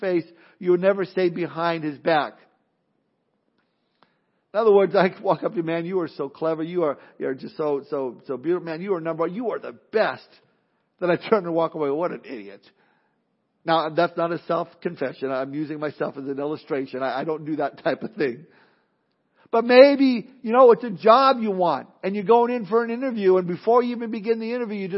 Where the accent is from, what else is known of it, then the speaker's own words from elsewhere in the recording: Southern California, United States; Growing up in Southern California, it was a melting pot of all sorts of different races and nationalities